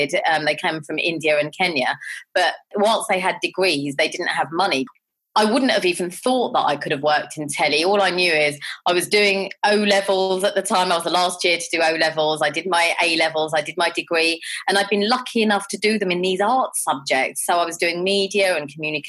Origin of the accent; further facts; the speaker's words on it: London, United Kingdom; I grew up in Southall and Harlesden